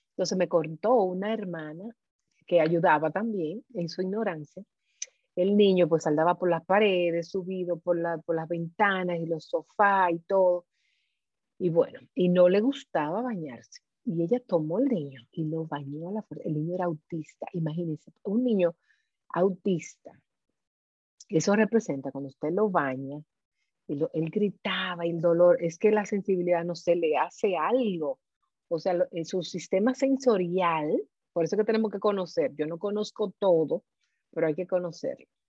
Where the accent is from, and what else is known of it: Dominican Republic